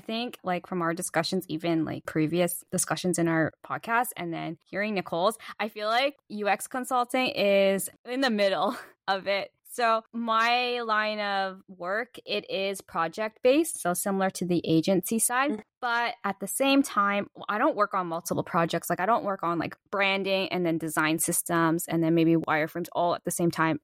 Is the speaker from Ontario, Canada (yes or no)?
yes; Toronto, Ontario, Canada; moved away; also born or lived in Tokyo, Japan; I'm from Toronto too